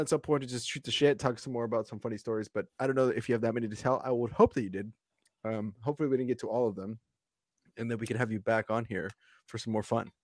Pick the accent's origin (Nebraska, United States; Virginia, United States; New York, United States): Nebraska, United States; now in Portland, United States; I come from Nebraska